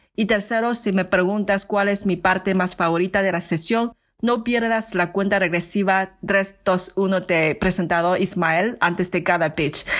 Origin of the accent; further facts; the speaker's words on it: China; Spanish is a second language; now in San Francisco, United States; Todos los inversores somos de origen chino y con amplias experiencias vivir fuera de China